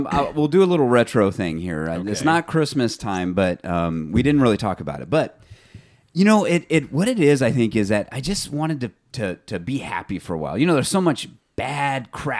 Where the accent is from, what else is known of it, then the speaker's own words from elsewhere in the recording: Fresno, California, United States; Local things here where we're from Fresno, the Central Valley area, and we talk about a lot of stuff there